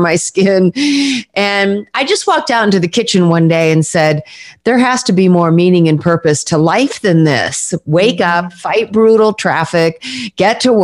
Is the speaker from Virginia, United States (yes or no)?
no; Southern California, United States; moved away as an adult; also born or lived in Mount Shasta, California / East Coast, United States; I was born in Northern California in Mount Shasta, but grew up in Southern California